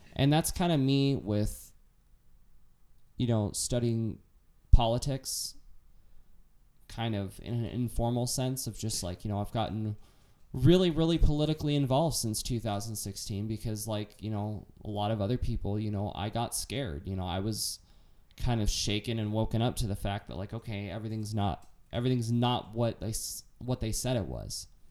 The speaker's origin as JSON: {"language": "English", "country": "United States", "said": "as an American"}